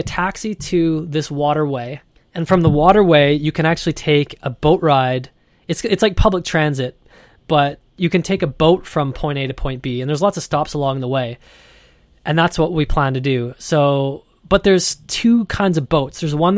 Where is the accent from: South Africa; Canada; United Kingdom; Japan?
Canada; And, you know, we're from Canada. I've never seen a gecko before.